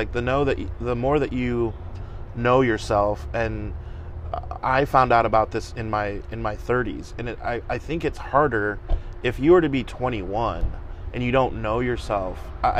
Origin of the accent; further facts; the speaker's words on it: California, United States; now in Fort Wayne, United States; I am originally from California. We moved out here so that my dad could go to the seminary here in Fort Wayne.